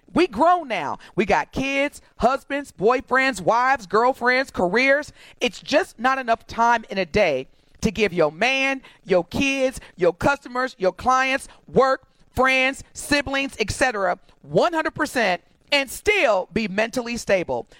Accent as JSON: {"language": "English", "town": "Evansville", "region": "Indiana", "country": "United States", "tie": "born or raised there", "said": "growing up in Evansville"}